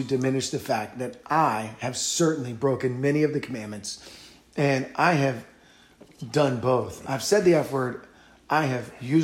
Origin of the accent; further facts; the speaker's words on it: Virginia, United States; when I was growing up in Virginia